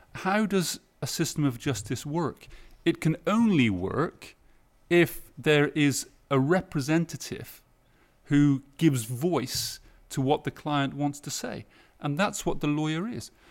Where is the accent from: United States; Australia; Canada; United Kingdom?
United Kingdom; now in Lyon, France; I'm still British. I'm still British. Yeah. I'm also French now as well.